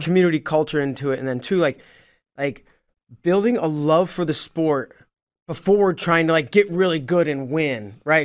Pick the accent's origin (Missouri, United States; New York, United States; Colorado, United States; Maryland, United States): Missouri, United States; St. Louis; I'm from Saint Louis